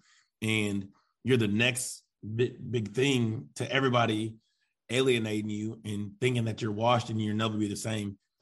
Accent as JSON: {"language": "English", "town": "Fayetteville", "region": "Arkansas", "country": "United States", "said": "I'm from Fayetteville, Arkansas, where people don't make it to the NBA"}